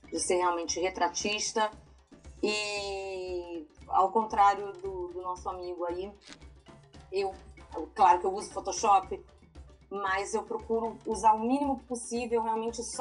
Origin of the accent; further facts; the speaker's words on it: Rio de Janeiro, Brazil; moved away as an adult; now in Amsterdam, Netherlands; Sou do Rio de Janeiro.